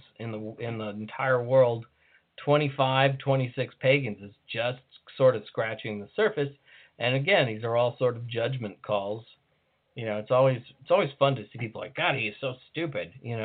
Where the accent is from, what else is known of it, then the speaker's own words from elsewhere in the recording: United States; as an American